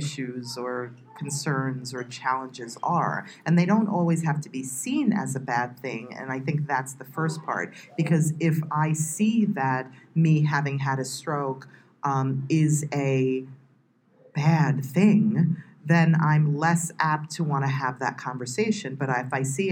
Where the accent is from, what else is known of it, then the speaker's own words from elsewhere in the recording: United States; I'm from the United States